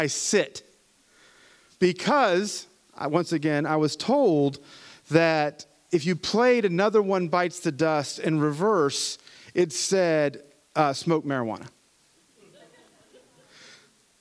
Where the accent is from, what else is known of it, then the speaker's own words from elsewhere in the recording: Appalachia, United States; I'm an Appalachian American, right? Which is another word for hillbilly. And the music of my homeland is bluegrass